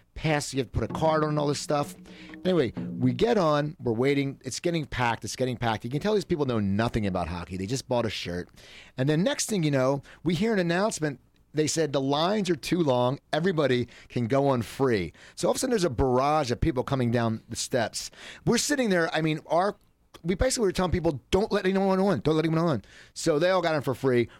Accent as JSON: {"language": "English", "area": "near Philadelphia", "region": "Pennsylvania", "country": "United States", "tie": "born or raised there", "also_born_or_lived": "North Hollywood", "moved": "yes", "lives_now": "Los Angeles, United States", "said": "me growing up near Philadelphia"}